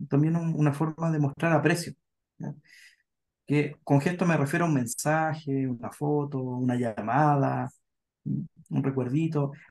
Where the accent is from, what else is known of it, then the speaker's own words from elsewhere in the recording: Puerto Montt, Los Lagos, Chile; yo soy de Puerto Montt, ¿ya? Y ah, en Puerto Montt, de Puerto Montt, sí, ahí crecí.